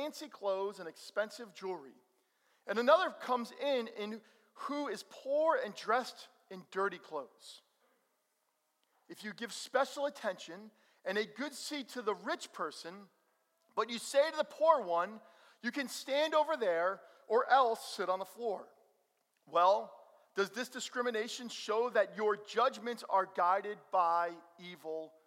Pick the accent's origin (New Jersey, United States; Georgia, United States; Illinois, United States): New Jersey, United States; Bergen County; also born or lived in Missouri; Growing up in Bergen County